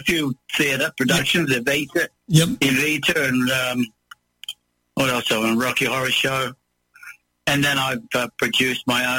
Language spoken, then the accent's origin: English; Elizabeth, South Australia, Australia; also born or lived in England; I was growing up in Adelaide, in a satellite town of Adelaide called Elizabeth